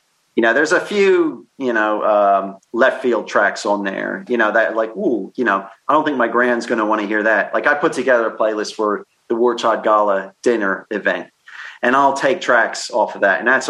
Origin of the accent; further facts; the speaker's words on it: Philadelphia, Pennsylvania, United States; now in London, United Kingdom; growing up in Philadelphia, we always had Philly Fridays on the radio, and I worked at a couple radio stations, and I was sick of all that gamble and huff. And I'll tell you what, now that I live in London, I can't get enough of that.